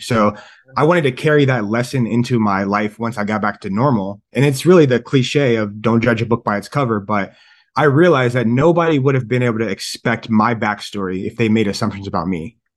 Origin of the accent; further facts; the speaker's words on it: Columbus, Ohio, United States; also born or lived in San Francisco / Michigan / Davidson College; I'm from Columbus, Ohio, and it's like, it's freezing here